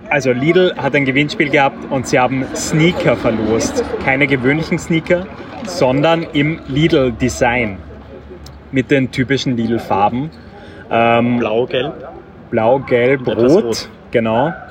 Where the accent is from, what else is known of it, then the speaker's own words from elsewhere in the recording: Austria; moved away; Und neuerdings komme ich zwar aus Österreich, aber ich wohne nicht mehr in Österreich.